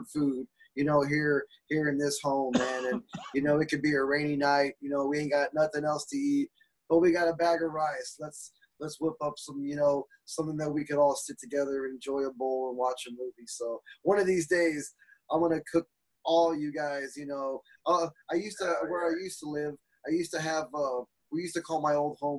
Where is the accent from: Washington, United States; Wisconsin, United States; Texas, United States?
Texas, United States; as a Texan